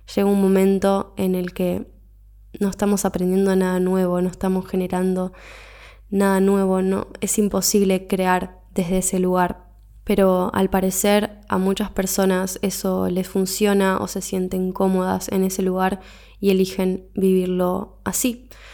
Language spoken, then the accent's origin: Spanish; Argentina; moved away as an adult; me fui de mi país de origen, me fui de Argentina, me mudé de continente